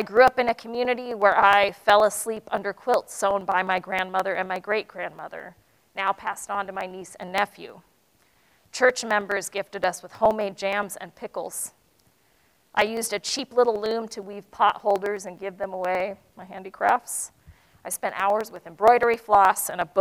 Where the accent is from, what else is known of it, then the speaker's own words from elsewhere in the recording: United States; I'm Asian American